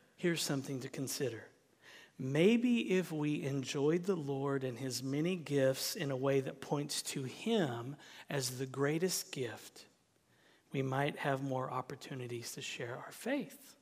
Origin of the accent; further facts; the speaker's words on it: Southern United States, United States; accent: Southern; that's my Southern accent coming out